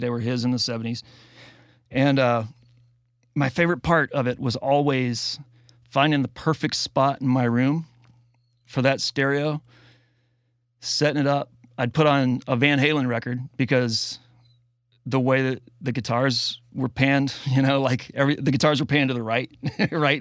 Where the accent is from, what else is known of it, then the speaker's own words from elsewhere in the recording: the South, United States; I grew up in the South